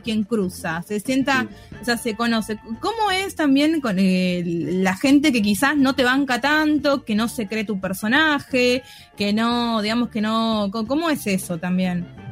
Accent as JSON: {"language": "Spanish", "region": "Tucumán", "country": "Argentina", "tie": "born or raised there", "moved": "as an adult", "lives_now": "Buenos Aires, Argentina", "said": "soy porteña, pero yo soy tucumana, nací, crecí en Tucumán, vivo en Buenos Aires hace un par de años."}